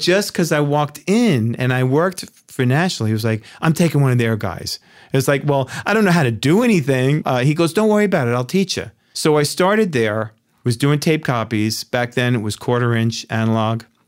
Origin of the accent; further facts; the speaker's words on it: Yonkers, New York, United States; New Yorker. uh, born and raised in Yonkers, New York